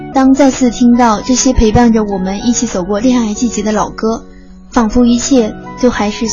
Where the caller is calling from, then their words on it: Tokyo, Japan; 大家好，我是来自东京的听友…。